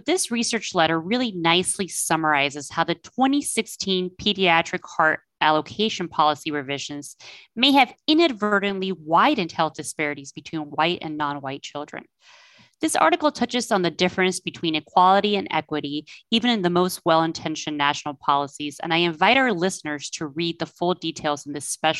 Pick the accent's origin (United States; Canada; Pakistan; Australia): United States; Florida; now in Northern California, United States; I'm from Florida